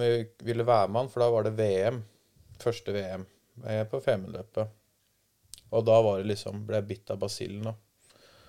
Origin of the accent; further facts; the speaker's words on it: Langhus, Akershus, Norway; jeg og Emil, broren hans, da vi satt hjemme på Langhus